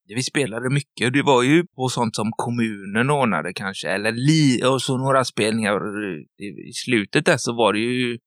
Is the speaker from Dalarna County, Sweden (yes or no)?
no; Stenungsund, Västra Götaland, Sweden; Stenungsund och Görlanda, där vi kommer ifrån